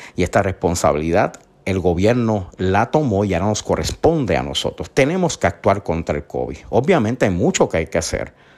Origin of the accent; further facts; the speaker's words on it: Isabela, Puerto Rico; Yo soy del pueblo de Isabela, un pueblo costero hermoso